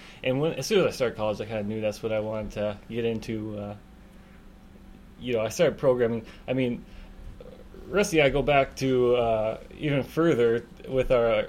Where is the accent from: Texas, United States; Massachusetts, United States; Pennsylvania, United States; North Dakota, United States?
North Dakota, United States; Sherwood; I was from Sherwood